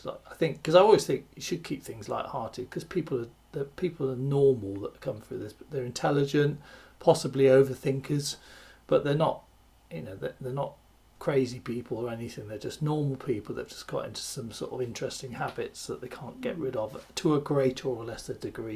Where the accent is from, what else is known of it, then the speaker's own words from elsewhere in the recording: West Country, South West England, United Kingdom; growing up in the West Country of the UK is, you know, the, it's a lovely area